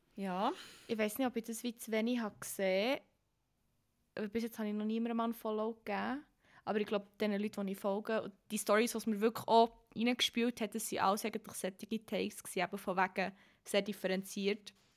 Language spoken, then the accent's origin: German; Emmental, Bern, Switzerland; accent: Emmentaler Berndeutsch; ich die Einzige bin aus dem Emmental